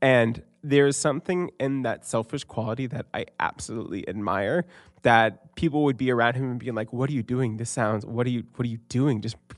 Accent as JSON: {"language": "English", "town": "Fairfield", "region": "Maine", "country": "United States", "tie": "born or raised there", "also_born_or_lived": "Columbus, Ohio", "said": "Yeah, so I was born in Columbus, Ohio, and at age two, I moved to this little town called Fairfield, Maine."}